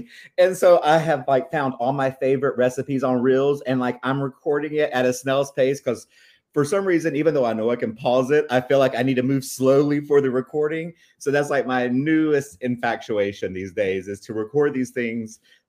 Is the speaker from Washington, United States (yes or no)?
no; Rock Hill, South Carolina, United States; So actually, I grew up in Rock Hill, South Carolina, and I lived there until I was about 19 and I enrolled to college.